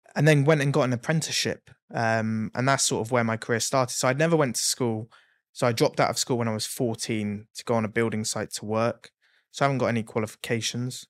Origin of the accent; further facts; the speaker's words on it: Exeter, South West England, United Kingdom; moved away; also born or lived in Blackpool; I was from Exeter, so there's not a lot there